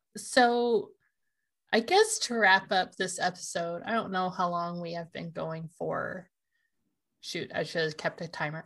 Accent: Washington, United States; we're from here

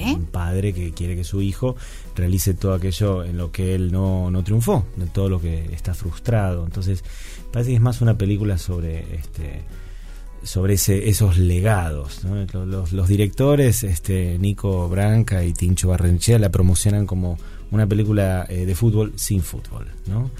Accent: Argentina; hacemos los argentinos

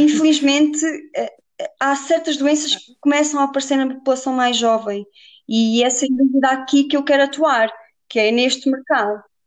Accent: Viseu, Portugal; also born or lived in Guarda; sou de Viseu

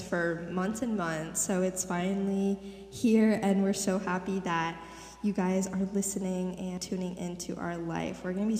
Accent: Litchfield Park, Arizona, United States; I grew up in Phoenix, Arizona, a little bit outside of Phoenix, Litchfield Park, to be exact.

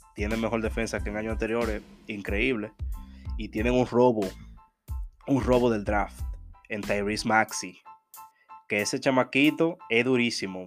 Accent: Dominican Republic; día de la Altagracia en mi país

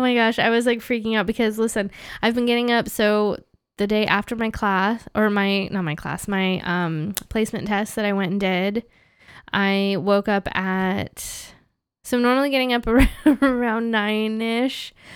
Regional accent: United States; moved away as an adult; now in Canada; as an American here in Canada

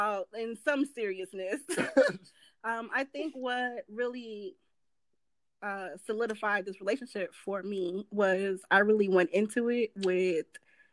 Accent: New York, United States; moved away; I'm originally from New York.

